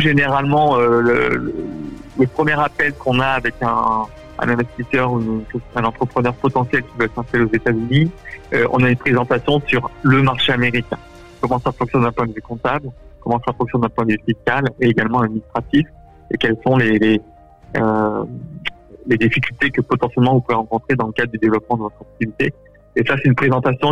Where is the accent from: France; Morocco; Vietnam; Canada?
France; now in United States; nous, en tant que Français